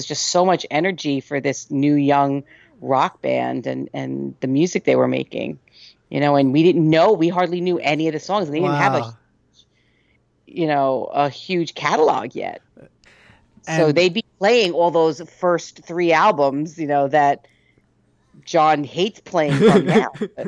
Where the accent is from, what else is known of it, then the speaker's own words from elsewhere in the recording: New York, United States; I'm not from New Jersey. Oh, okay. I'm from New York